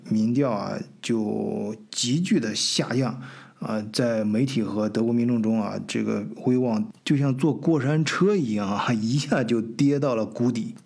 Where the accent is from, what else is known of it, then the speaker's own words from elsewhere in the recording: China; moved away as an adult; also born or lived in Hamburg, Germany; now in Augsburg, Germany; 我们中国人